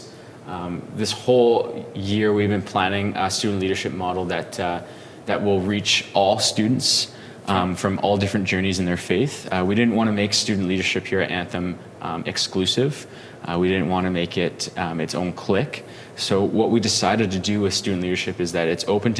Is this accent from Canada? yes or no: yes; Drumheller, Alberta, Canada; I grew up in a small town called Drumheller, Alberta